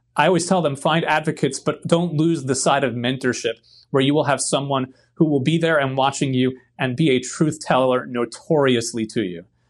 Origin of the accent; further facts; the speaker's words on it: New York City, New York, United States; moved away; also born or lived in Bronx, New York / Queens, New York; I grew up in Brooklyn, New York, with uh, my grandmother, grandfather, my great grandmother.